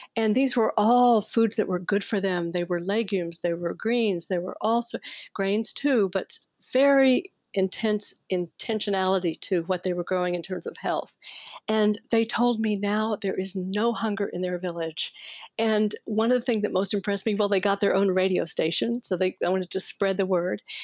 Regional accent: Fort Worth, Texas, United States; I grew up in Cowtown and I could almost smell the stockyards from where I lived, right? It was Fort Worth, Texas.

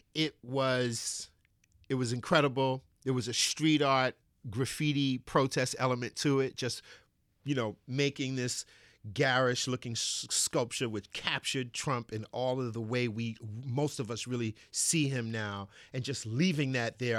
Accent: New York City, New York, United States; I grew up in Bed Stuy, Brooklyn

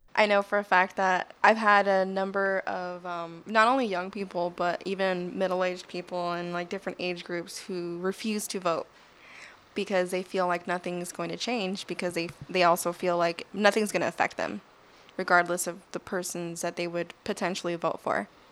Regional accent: South Tucson, Arizona, United States; I originally grew up in South Tucson in Barrio Libre off of thirty-fifth Street and Ninth Avenue

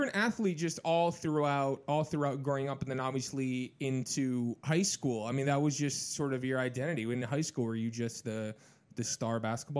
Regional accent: Michigan, United States; moved away; also born or lived in Naperville, Illinois; I'm from Michigan originally.

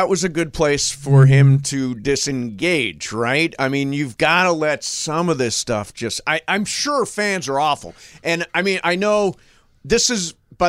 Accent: Midwest, United States; I'm from like the Ohio... {S1} The upper Midwest. {S16} The Ohio, Illinois, Michigan-y kind

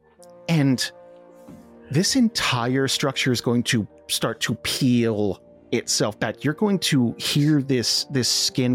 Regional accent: United States; I'm an American

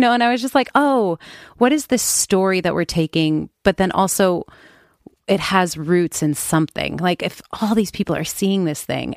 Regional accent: Oakland, California, United States; I grew up in Oakland

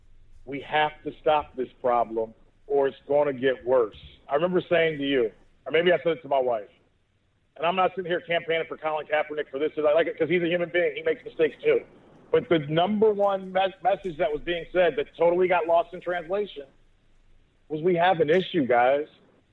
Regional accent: Texas, United States; I'm Texan.

